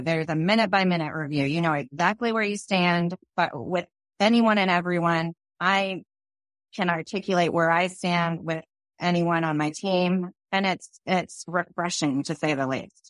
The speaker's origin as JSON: {"language": "English", "town": "Phoenix", "region": "Arizona", "country": "United States", "tie": "born or raised there", "also_born_or_lived": "New York", "said": "I grew up in Phoenix"}